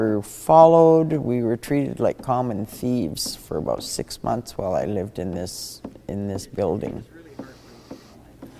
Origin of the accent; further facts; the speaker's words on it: Witset, British Columbia, Canada; moved away; I'm originally from Wet'suwet'en, Wit'set